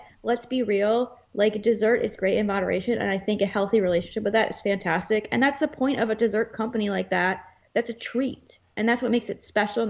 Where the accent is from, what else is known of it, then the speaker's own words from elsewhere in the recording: Dallas, Texas, United States; my hometown of Dallas, Texas.